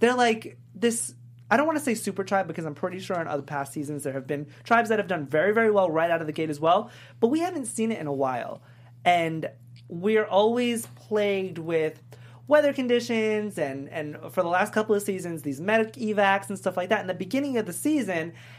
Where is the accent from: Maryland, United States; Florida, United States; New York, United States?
New York, United States; I'm also from New York